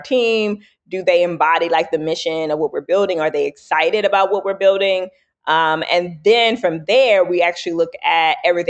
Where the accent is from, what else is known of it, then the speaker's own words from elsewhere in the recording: the South, United States; I gave a talk, right, on our all hands about me growing up in the South, right, and dealing with racism, et cetera.